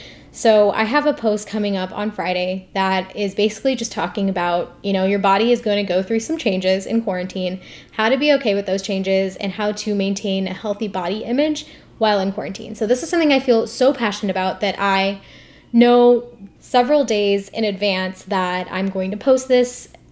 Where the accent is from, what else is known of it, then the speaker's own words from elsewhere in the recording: India; the fact that I'm Indian, the fact that I'm a medical student, that I have a podcast, and then my email.